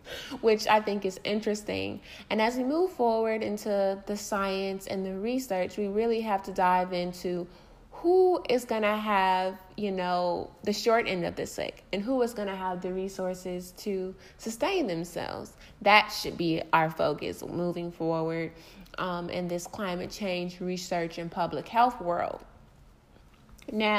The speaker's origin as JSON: {"language": "English", "town": "Detroit", "region": "Michigan", "country": "United States", "said": "I'm from Detroit"}